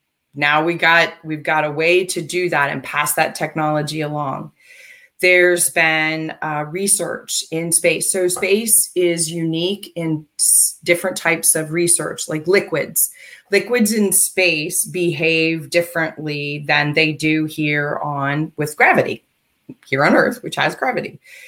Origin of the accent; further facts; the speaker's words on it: United States; but then again, I'm American. And I've lived most of my life here